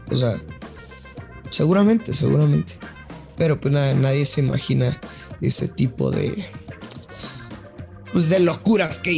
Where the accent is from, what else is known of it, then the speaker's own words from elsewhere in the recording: northern Mexico, Mexico; Soy norteño, ey.